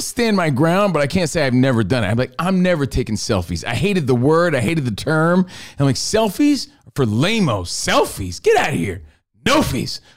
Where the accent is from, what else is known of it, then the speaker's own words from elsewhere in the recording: New Jersey, United States; I was from New Jersey